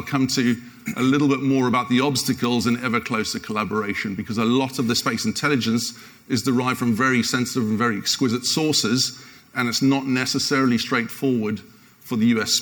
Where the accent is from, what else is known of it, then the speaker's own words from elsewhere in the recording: United Kingdom; the Brit